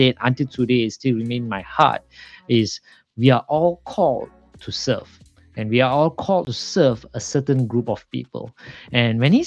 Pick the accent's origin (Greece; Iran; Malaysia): Malaysia; I'm originally from Malaysia